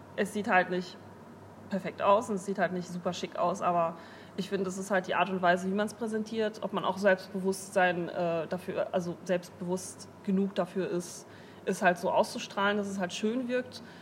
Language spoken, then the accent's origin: German; Duisburg, North Rhine-Westphalia, Germany; moved away as an adult; also born or lived in Moers; now in Bremen, Germany; ich komme eigentlich aus Mörser, also ich bin halt ähm, sehr viel in Duisburg gewesen und bin halt quasi auch in Duisburg aufgewachsen